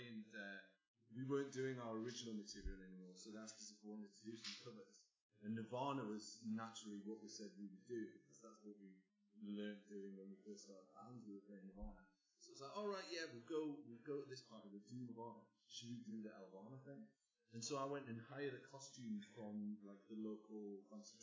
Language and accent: English; England, United Kingdom; we are English